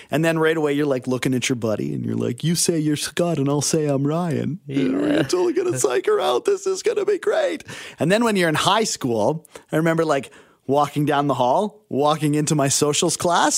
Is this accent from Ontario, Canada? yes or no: no; Abbotsford, British Columbia, Canada; I grew up in Abbotsford.